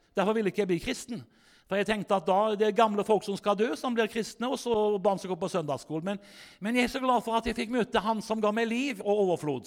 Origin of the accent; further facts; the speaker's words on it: Haugesund, Rogaland, Norway; moved away; jeg sjøl kommer fra Haugesund, egentlig, så hvis du lurer på den dialekta mi